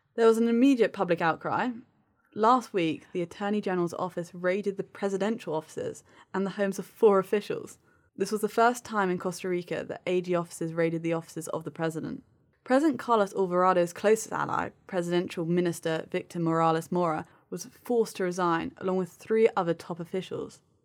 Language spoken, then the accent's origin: English; United Kingdom; as a Brit